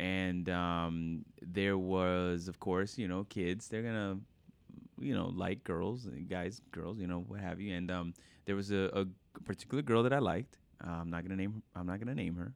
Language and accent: English; New York, United States; I was born in New York